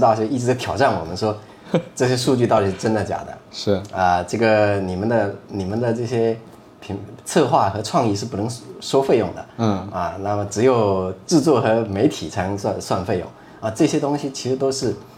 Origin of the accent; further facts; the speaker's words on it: Fujian, China; 我们福建有一个习惯